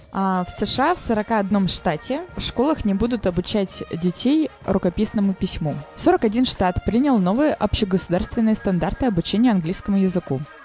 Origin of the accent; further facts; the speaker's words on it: Saint Petersburg, Russia; я питерская